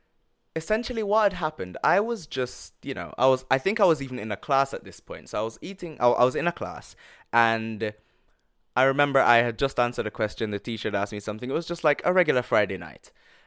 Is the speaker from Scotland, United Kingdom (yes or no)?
no; London, United Kingdom; also born or lived in Jamaica; just this little kid growing up in London and Jamaica just coming out and doing this